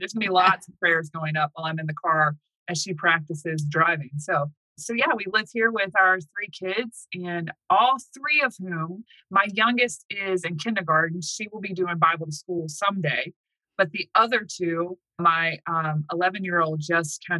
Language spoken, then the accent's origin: English; the South, United States; moved away as an adult; now in Manheim, United States; I'm from the South